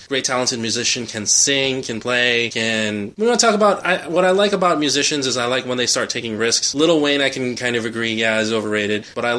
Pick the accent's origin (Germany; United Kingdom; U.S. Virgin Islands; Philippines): Philippines; I kind of have to support the … because I'm Filipino, they're Filipino